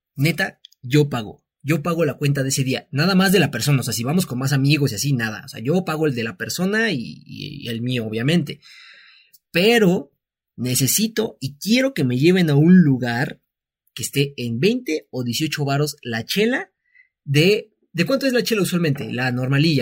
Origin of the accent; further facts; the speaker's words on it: Mexico; moved away as an adult; now in Mexico City, Mexico; nosotros pues somos de aquí, no somos de la Ciudad de México